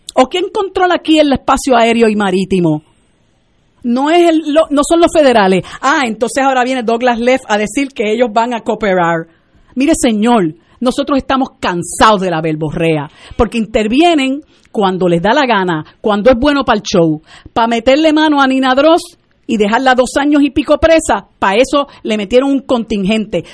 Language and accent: Spanish; Puerto Rico; nosotros llevamos 121 años de, ser colonia de los Estados Unidos y estamos ya tan colonizados que se nos olvida que nosotros somos un país ocupado